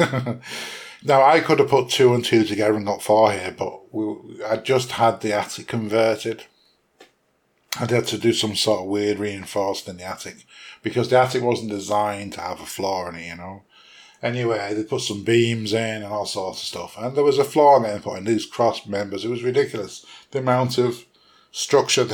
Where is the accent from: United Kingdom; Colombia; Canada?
United Kingdom; England; accent: English; moved away as an adult; now in Ireland; I am English. I was born in England. I live in Ireland. I have lived in Ireland for over 20 years